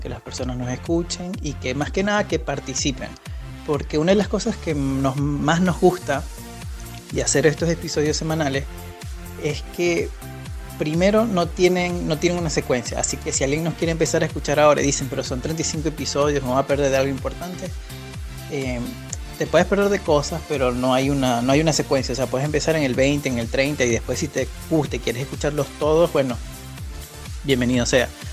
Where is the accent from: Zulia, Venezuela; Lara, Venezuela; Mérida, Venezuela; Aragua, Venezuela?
Zulia, Venezuela; Maracaibo; moved away as an adult; now in Rosario, Argentina; venezolano, nací y criado de Maracaibo. Hace cuatro años que estoy viviendo en Rosario, Argentina.